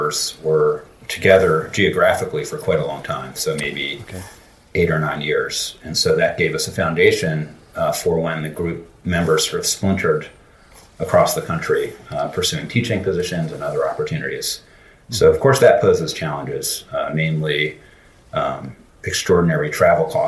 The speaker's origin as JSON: {"language": "English", "town": "Philadelphia", "region": "Pennsylvania", "country": "United States", "tie": "born or raised there", "said": "institutions in my hometown of Philly"}